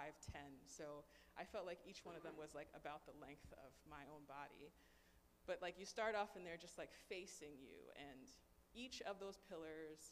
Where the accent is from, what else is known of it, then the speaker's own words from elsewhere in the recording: United States; growing up in the American school system